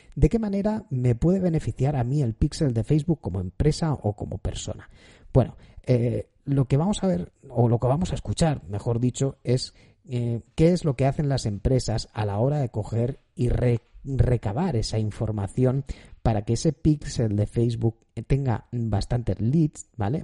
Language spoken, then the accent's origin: Spanish; Spain; yo soy español